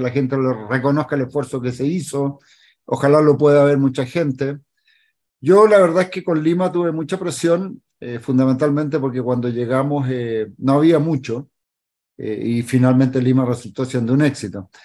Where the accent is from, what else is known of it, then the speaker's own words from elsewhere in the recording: Chile; como chileno